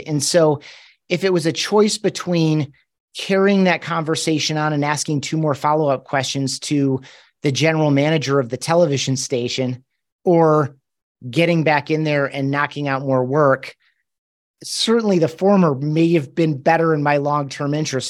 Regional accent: Grand Rapids, Michigan, United States; moved away as an adult; now in Colorado Springs, United States; I grew up in Grand Rapids, Michigan

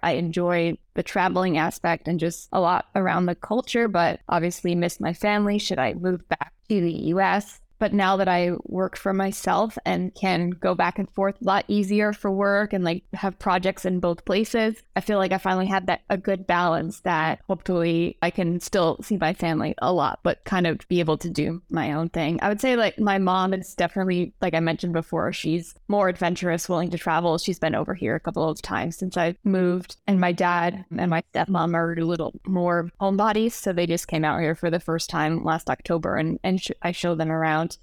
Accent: Rhode Island, United States; moved away as an adult; also born or lived in New York; I grew up in Rhode Island, which is like an hour from Boston.

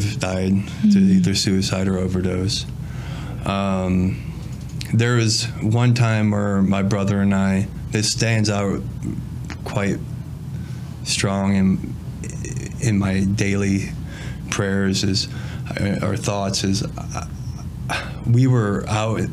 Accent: Princeton, Illinois, United States; I was born and raised up in Princeton, Illinois area.

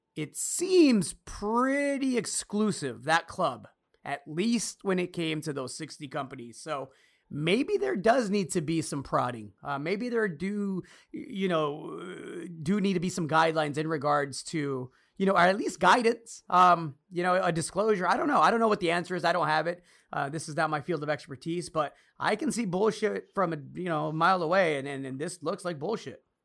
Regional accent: United States; As an American citizen

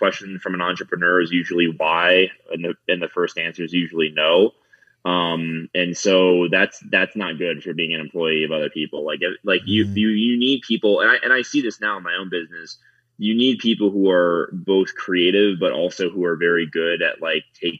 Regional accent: South Florida, United States; now in Denver, United States; I live in Denver, Colorado. I'm from South Florida originally.

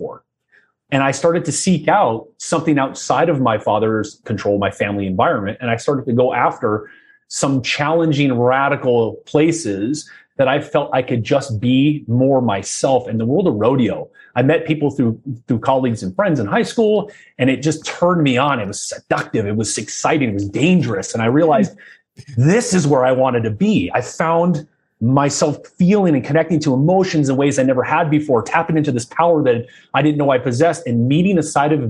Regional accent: Southern California, United States; I was born in Southern California, oldest of three boys, and sports was an obsession in my household.

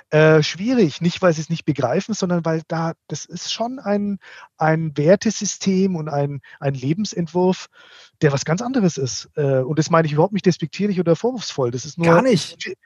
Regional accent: Bavaria, Germany; ich bin ja eigentlich Franke, also ich, ich

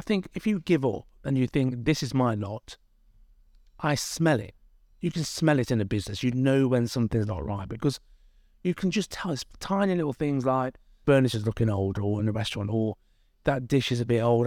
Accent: Derby, East Midlands, United Kingdom; I'm from Derby. My parents are immigrants. They came here in the sixties from India.

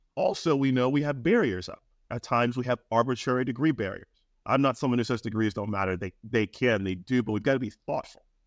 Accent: Maryland, United States; I'm from Maryland, the University of Maryland

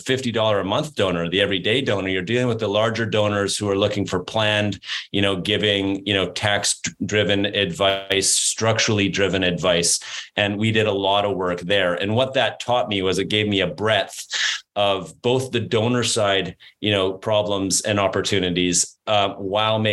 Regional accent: Canada; I'm from Canada and I'm a Canadian.

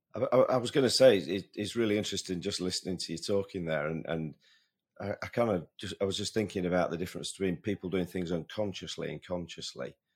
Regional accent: Sheffield, Yorkshire and the Humber, United Kingdom; my hometown boy, though, doesn't it? Matt Fitzpatrick

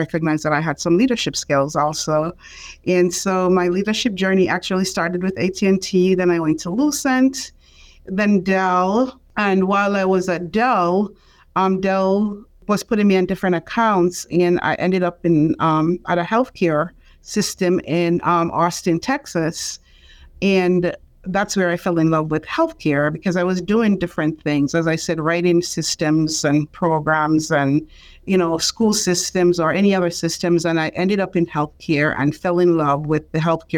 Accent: Jamaica; moved away as an adult; now in United States; I am from Jamaica

